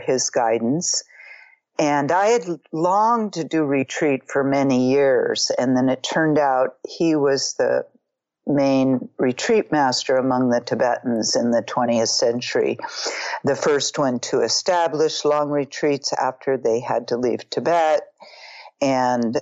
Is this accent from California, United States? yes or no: yes; Marin County, Northern California, United States; I grew up in Marin County, Northern California, the Bay Area, quite a liberal place.